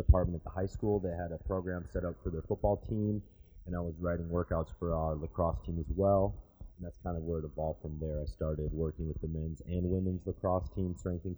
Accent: St. Paul, Minnesota, United States; moved away as an adult; also born or lived in Milwaukee, Wisconsin; now in Kentucky, United States; I grew up right outside of St. Paul, Minnesota.

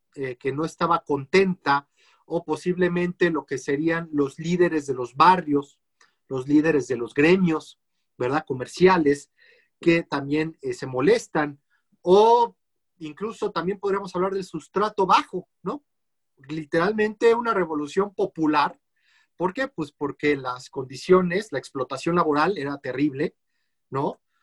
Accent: Mexico City, Mexico; como capitalinos y como mexicanos

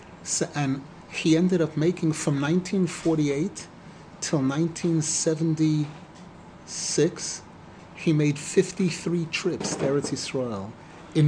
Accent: New York City, New York, United States; now in Israel; I grew up in Brooklyn

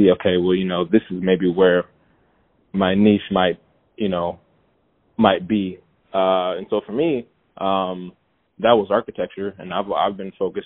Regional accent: Chicago, Illinois, United States; now in Atlanta, United States; I'm originally from Chicago

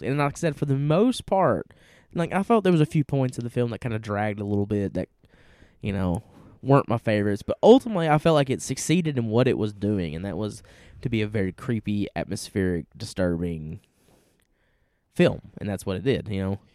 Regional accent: Tennessee, United States; we're from Tennessee

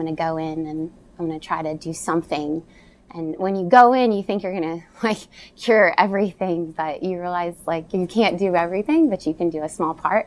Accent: Simpsonville, Kentucky, United States; I grew up in Simpsonville, Kentucky, which is an hour from Lexington, so I'm homegrown Kentucky bred girl.

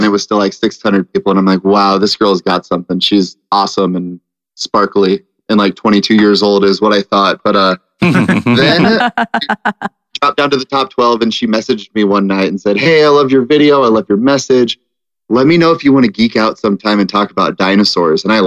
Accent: Wahoo, Nebraska, United States; I'm from Nebraska originally, and I grew up in a small town called Wahoo, Nebraska

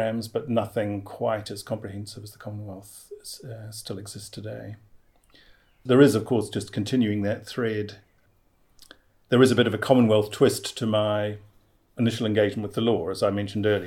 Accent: Christchurch, Canterbury, New Zealand; born or raised there; moved away as an adult; also born or lived in England; now in Wellington, New Zealand

